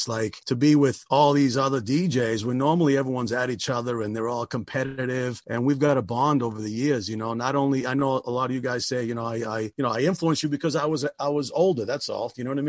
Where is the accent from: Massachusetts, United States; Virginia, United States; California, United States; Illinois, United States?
Massachusetts, United States; Lynn; I am from Lynn, Massachusetts, right? Sin City, Lynn, City of Sin.